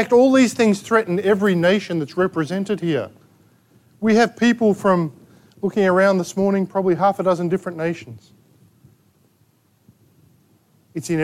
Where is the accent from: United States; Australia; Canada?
Australia; We're Australian.